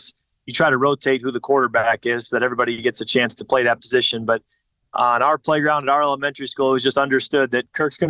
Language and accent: English; Chicago suburbs, Illinois, United States; I grew up in the Chicago suburbs